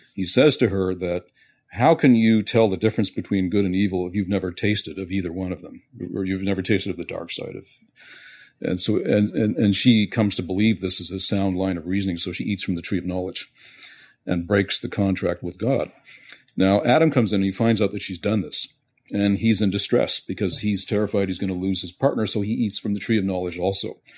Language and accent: English; Montreal, Quebec, Canada; moved away; also born or lived in west coast of North America; I was born and raised in Montreal